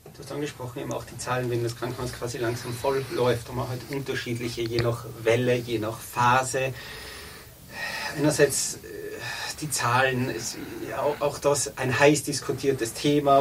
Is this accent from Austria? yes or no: yes; Tyrol, Austria; bei uns in Tirol